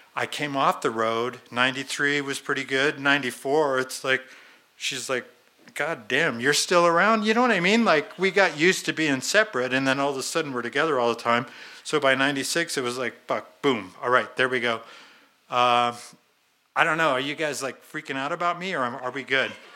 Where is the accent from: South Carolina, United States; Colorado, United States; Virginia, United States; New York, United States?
Colorado, United States; Boulder; also born or lived in Longmont, Colorado; I'm a local guy. I, I grew up in Boulder.